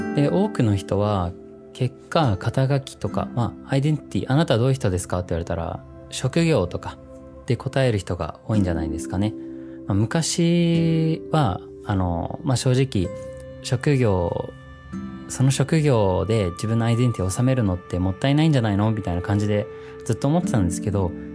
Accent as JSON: {"language": "Japanese", "country": "New Zealand", "tie": "born or raised there", "moved": "as an adult", "lives_now": "Japan", "said": "実はニュージーランドで生まれ育ってで0歳から18歳までニュージーランドにいました"}